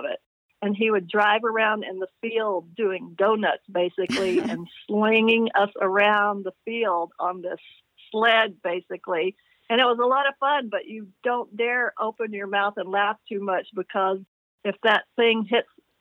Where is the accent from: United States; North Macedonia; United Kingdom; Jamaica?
United States; Little Rock, Arkansas; moved away as an adult; also born or lived in Sheridan, Arkansas; I was born in Little Rock, Arkansas. I grew up there until I was about 13 years old